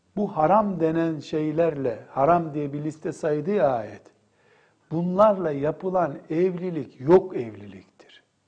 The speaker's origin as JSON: {"language": "Turkish", "region": "Black Sea Region", "country": "Turkey"}